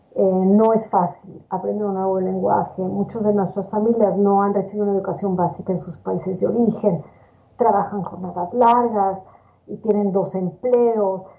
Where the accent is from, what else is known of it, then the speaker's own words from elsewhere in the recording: Mexico City, Mexico; moved away as an adult; also born or lived in New York / Miami / Michigan; now in Nashville, United States; yo nací en la Ciudad de México, donde estudié la carrera de medicina en la Universidad Autónoma de México